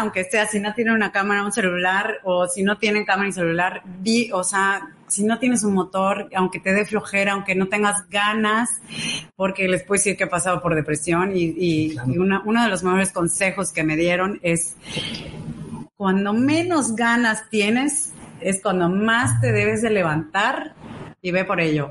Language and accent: Spanish; Yucatán, Mexico; soy yucateca. Ok. 100%. Eh, eh, mis papás yucatecos, 100% también